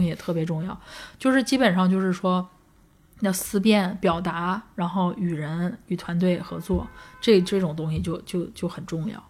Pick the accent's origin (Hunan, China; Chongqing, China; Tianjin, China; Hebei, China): Hebei, China; Langfang; moved away; 我在廊坊